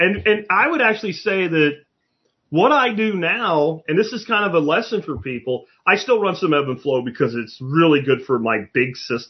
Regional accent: Jacksonville, Florida, United States; We did that too growing up in Jacksonville.

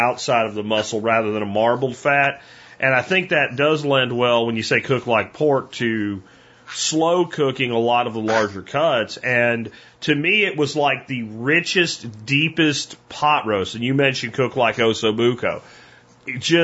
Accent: Pennsylvania, United States; now in Texas, United States; I grew up in Pennsylvania

